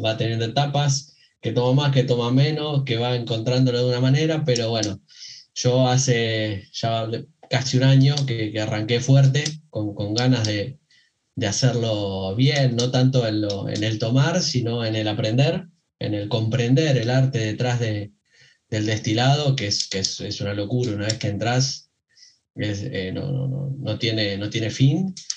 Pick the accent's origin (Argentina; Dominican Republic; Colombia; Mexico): Argentina; Buenos Aires Province; yo soy eh, acá de, de, Argentina, provincia de Buenos Aires.